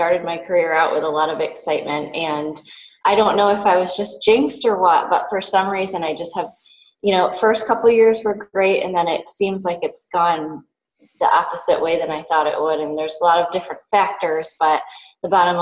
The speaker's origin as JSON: {"language": "English", "region": "Western New York", "country": "United States", "also_born_or_lived": "East Coast", "moved": "yes", "lives_now": "Hawaii, United States", "said": "I come from Western New York, but have kind of moved around the East Coast for school and other purposes and landed myself in Hawaii"}